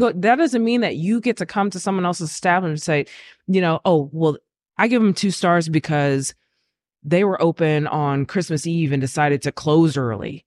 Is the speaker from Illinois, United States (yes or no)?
no; Lockhart, Texas, United States; moved away; where I grew up in Lockhart